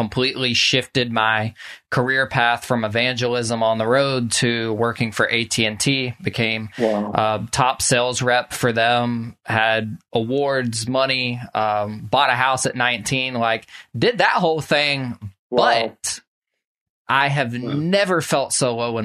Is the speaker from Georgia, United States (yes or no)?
yes; Social Circle, Georgia, United States; I grew up in Social Circle here where I'm